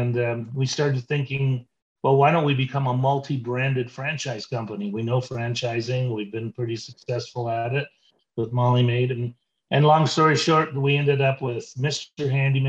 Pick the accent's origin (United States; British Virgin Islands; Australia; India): British Virgin Islands; also born or lived in Toronto, Canada; Well, I grew up in the Caribbean. My parents were missionaries, so I had an idyllic upbringing. We lived on the island of Tortola and just had this great upbringing.